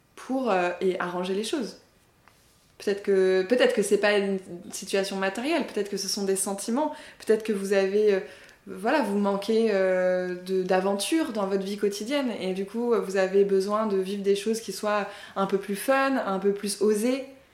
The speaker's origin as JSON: {"language": "French", "area": "Paris suburbs", "region": "Île-de-France", "country": "France", "said": "je me resitue en tant que Française, de la banlieue parisienne, certes, mais Française quand même"}